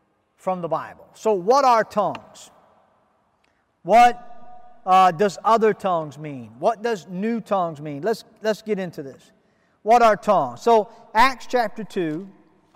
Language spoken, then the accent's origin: English; United States; I am an American. I speak English